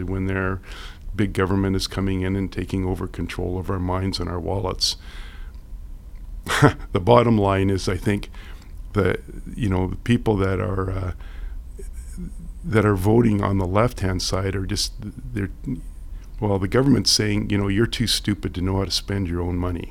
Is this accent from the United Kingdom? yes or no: no; Alberta, Canada; now in Vancouver, Canada; I'm from Alberta originally, came out here, you know, when in 86